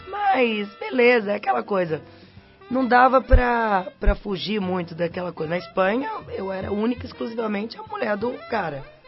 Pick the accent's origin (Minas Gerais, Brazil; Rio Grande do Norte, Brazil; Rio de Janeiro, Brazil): Minas Gerais, Brazil; Belo Horizonte; moved away as an adult; now in São Paulo, Brazil; Eu saí de Belo Horizonte